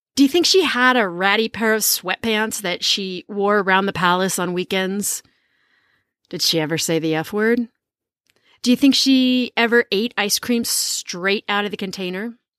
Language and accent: English; United States; as an American